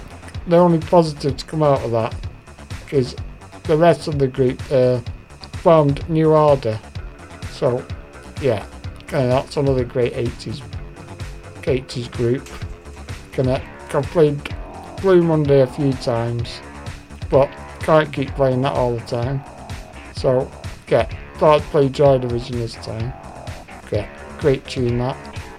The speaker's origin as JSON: {"language": "English", "town": "Macclesfield", "region": "North West England", "country": "United Kingdom", "tie": "born or raised there", "said": "Macclesfield, which is my hometown."}